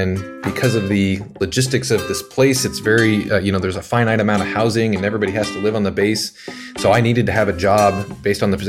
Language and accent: English; Lincoln, Nebraska, United States; moved away as an adult; also born or lived in Kansas City; I grew up in Lincoln, in Nebraska, and loved it there